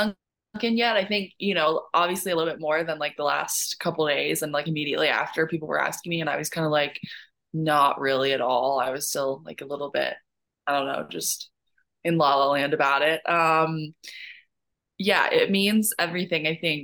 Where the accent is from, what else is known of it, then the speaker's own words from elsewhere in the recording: Canada; I think a lot of people know my story by now and know that I'm also Canadian.